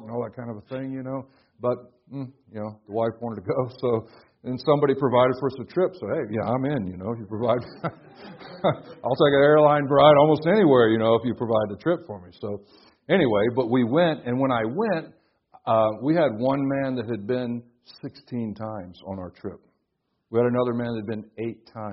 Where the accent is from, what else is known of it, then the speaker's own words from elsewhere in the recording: Florida, United States; I'm from Florida